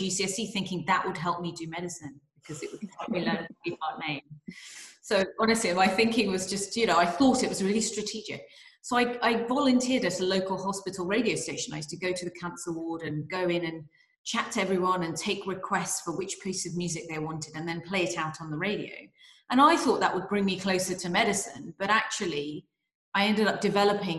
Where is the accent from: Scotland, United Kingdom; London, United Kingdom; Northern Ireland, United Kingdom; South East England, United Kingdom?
London, United Kingdom; also born or lived in Nottingham; I was born in London